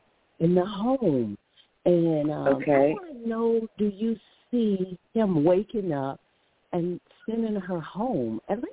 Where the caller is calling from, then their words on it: Alabama, United States; I'm from Alabama.